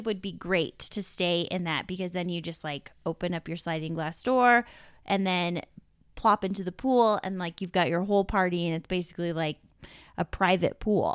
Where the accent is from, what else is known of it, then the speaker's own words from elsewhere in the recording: Southern California, United States; we grew up in Southern California